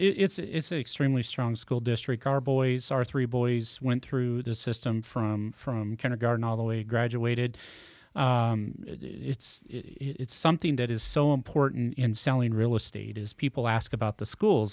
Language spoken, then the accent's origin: English; Nebraska, United States; moved away as an adult; also born or lived in California; now in Smithville, United States; I grew up in Nebraska